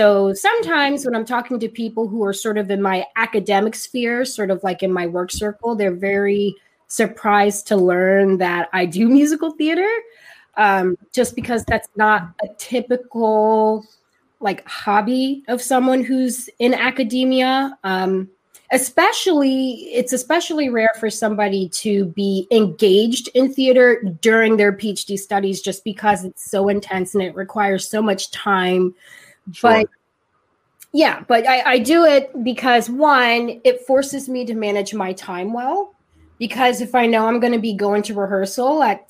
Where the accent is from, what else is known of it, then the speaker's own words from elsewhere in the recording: Ohio, United States; No, I'm from Ohio.